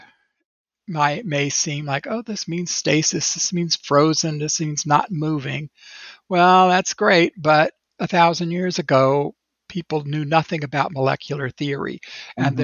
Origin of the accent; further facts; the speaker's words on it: United States; as an American